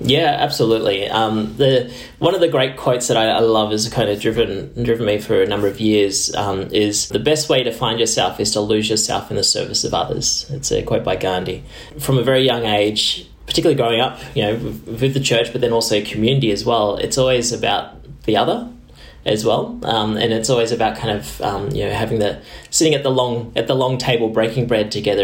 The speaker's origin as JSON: {"language": "English", "town": "Tamworth", "region": "New South Wales", "country": "Australia", "tie": "born or raised there", "said": "growing up in Tamworth, which is Gomeroi country, wasn't my own country out there"}